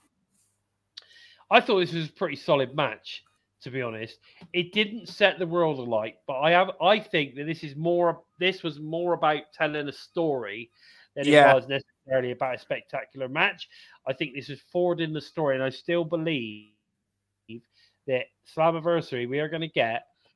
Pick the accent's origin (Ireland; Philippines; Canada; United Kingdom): United Kingdom; I'm obviously British